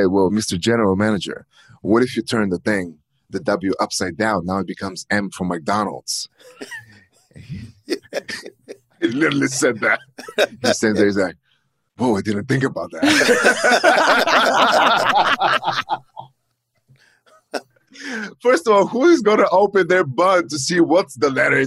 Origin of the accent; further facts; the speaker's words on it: Plovdiv, Plovdiv Province, Bulgaria; English is a second language; moved away as an adult; also born or lived in Richmond, Virginia; now in United States; signed up to the European college in my hometown